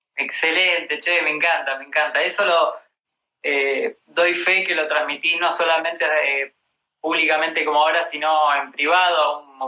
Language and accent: Spanish; Rosario, Santa Fe, Argentina; now in Buenos Aires, Argentina; yo soy de Rosario